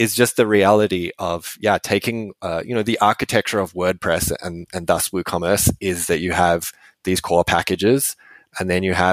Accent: Western Australia, Australia; moved away; I'm from Western Australia originally.

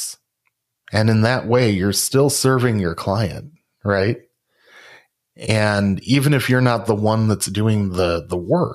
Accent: Rockford, Illinois, United States; my hometown of Rockford, Illinois

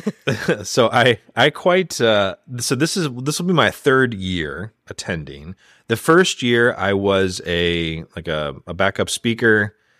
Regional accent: United States; as an American

